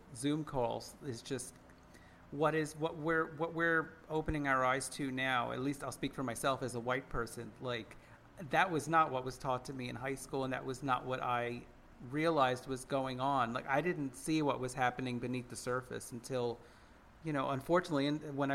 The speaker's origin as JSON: {"language": "English", "country": "United States", "said": "we're all American."}